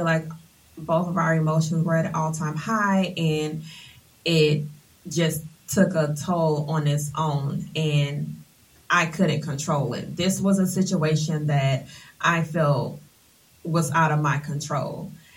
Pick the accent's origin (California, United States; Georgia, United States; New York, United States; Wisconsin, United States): Georgia, United States; Atlanta; I hail from Atlanta, Georgia. I have attended Continental Colony, North Atlanta High School